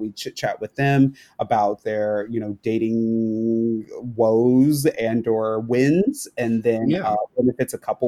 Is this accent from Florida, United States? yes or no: yes; Florida, United States; It was very jarring for us because, you know, we came from Florida